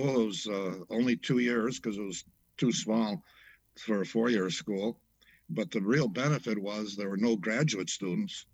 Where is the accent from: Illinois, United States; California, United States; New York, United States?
Illinois, United States; Chicago; I was born and raised in Chicago in the Austin neighborhood